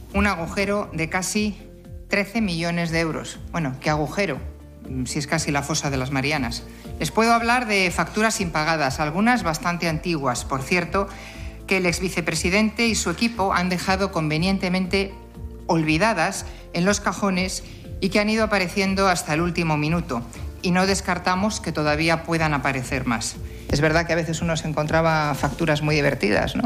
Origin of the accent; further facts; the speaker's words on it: Cantabria, Spain; desde esta larga experiencia como cántabros